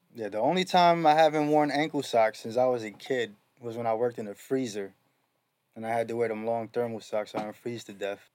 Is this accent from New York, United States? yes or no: yes; New York, United States; I'm from New York, so we had all the slang